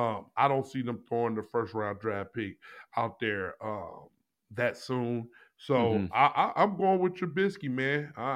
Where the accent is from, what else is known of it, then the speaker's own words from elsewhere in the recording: Missouri, United States; I'm from Missouri. I'm the show me state.